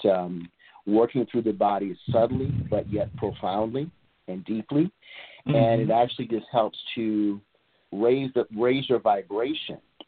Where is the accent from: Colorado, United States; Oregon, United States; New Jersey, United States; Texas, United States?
Oregon, United States; Portland; also born or lived in Atlanta, Georgia / Los Angeles, California; now in East Point, United States; I'm originally from Portland, Oregon